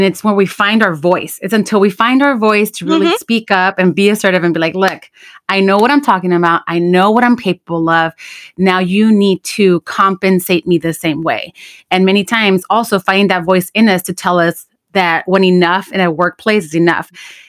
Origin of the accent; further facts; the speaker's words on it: Puerto Rico; I need to let go of my beliefs as what I grew up in Puerto Rico believing that I can do.